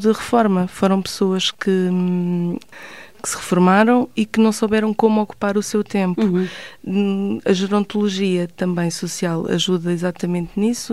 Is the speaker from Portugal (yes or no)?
yes; Sintra, Lisbon, Portugal; eu trabalho aqui em Sintra, nasci em Sintra